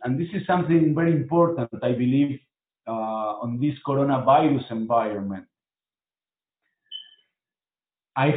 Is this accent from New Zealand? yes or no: no; Buenos Aires, Argentina; moved away as an adult; now in Miami, United States; I was born in Argentina